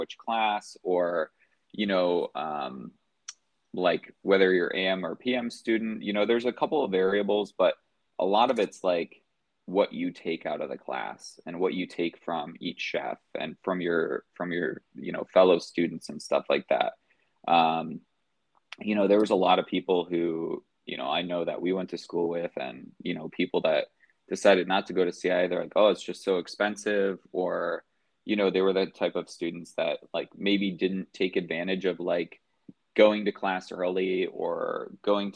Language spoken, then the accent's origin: English; just outside of Chicago, Indiana, United States; moved away as an adult; I'm from Indiana, just outside of Chicago